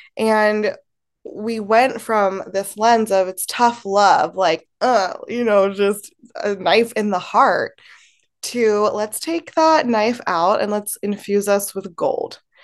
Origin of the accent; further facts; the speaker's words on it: Baltimore, Maryland, United States; also born or lived in Temuco, Chile; I grew up in Baltimore, Maryland, in a very white community